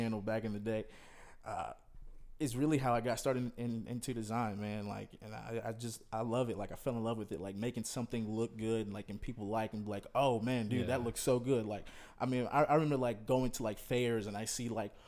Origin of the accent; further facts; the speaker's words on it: Fayetteville, North Carolina, United States; now in Bentonville, United States; I'm from Fayetteville, North Carolina, grew up there